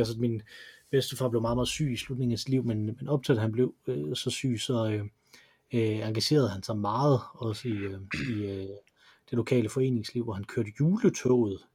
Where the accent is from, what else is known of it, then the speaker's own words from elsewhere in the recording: Silkeborg, Central Denmark Region, Denmark; jeg er fra Silkeborg, fordi de mm mødtes i, øh, i Silkeborg